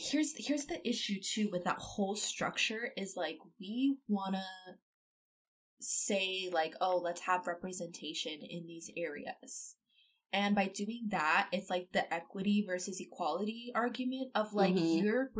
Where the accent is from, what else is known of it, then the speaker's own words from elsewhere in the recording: East Coast, United States; moved away; I grew up on the East Coast.